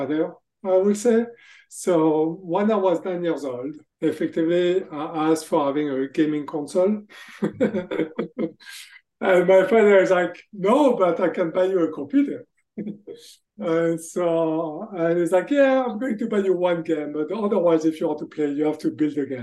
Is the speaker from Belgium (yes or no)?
no; France; accent: French; English is a second language; moved away as an adult; also born or lived in Texas, United States; now in Boston, United States; As you can hear from my accent, actually, I'm from France. So I grew up in France, but I spent most of my professional careers in the US